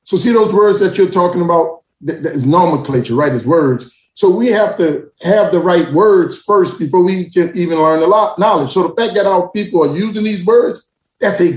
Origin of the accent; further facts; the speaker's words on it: New Orleans, Louisiana, United States; also born or lived in Atlanta, Georgia; I grew up in New Orleans